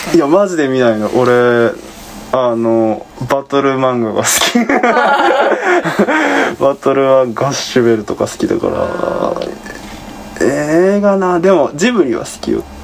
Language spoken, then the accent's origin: Japanese; Kansai, Japan; 関西人やからね、もともと